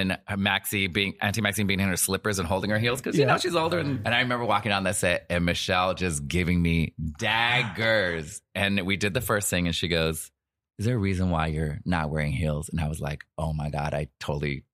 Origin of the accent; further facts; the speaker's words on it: Magalia, California, United States; also born or lived in Paradise, California / New York City; Well, actually, Magalia